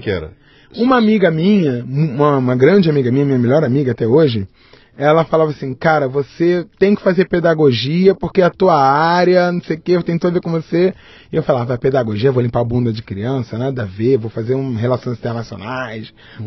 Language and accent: Portuguese; Rio de Janeiro, Brazil; also born or lived in Jundiaí, São Paulo; Eu nasci no Rio de Janeiro